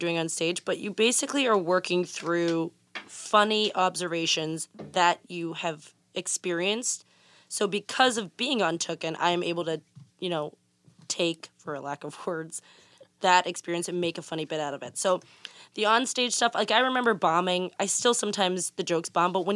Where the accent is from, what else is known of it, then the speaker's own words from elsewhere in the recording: Pittsburgh, Pennsylvania, United States; I am from Pittsburgh, Pennsylvania